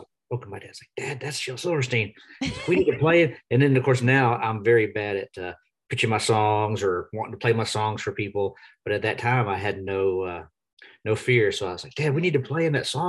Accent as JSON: {"language": "English", "town": "Nashville", "region": "Tennessee", "country": "United States", "tie": "born or raised there", "also_born_or_lived": "Texas", "said": "I was born in Texas, but I grew up here in Nashville. We moved here when I was about 6 years old"}